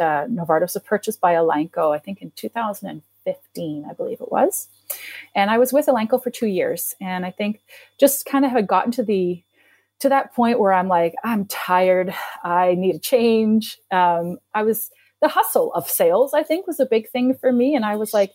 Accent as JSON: {"language": "English", "region": "East Coast of Canada", "country": "Canada", "tie": "born or raised there", "moved": "yes", "said": "When I grew up on the East Coast of Canada, and they had built a veterinary school in my city"}